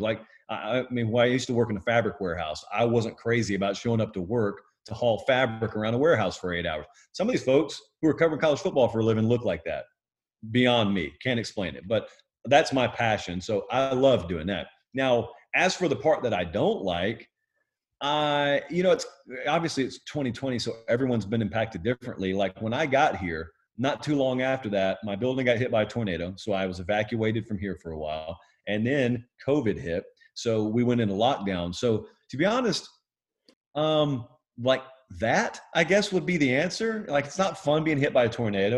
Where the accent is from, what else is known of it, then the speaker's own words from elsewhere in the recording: Columbus, Georgia, United States; also born or lived in Fortson, Georgia; I hail from Columbus, Georgia, just north of there in Fortson, Georgia